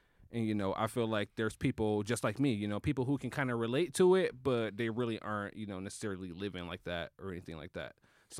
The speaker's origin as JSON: {"language": "English", "town": "Flint", "region": "Michigan", "country": "United States", "moved": "yes", "lives_now": "Detroit, United States", "said": "I'm from Flint. You know, I lived in the hood. I live on the west side of Detroit now. So, you know, I'm from the hood, but I never really was a hood person."}